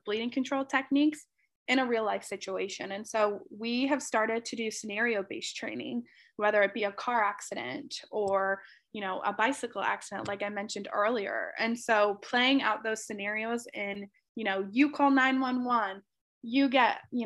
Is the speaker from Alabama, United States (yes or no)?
no; Cincinnati, Ohio, United States; moved away as an adult; now in Rochester, United States; my hometown, Cincinnati, Ohio